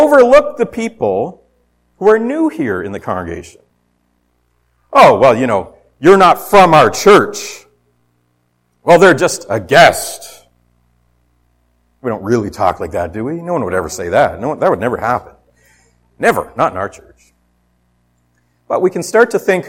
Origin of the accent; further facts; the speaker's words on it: Ontario, Canada; moved away; I'm from away. I was born in Ontario